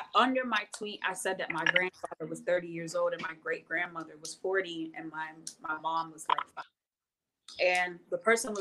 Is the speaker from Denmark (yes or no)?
no; United States; I'm American. I am the first child born in America.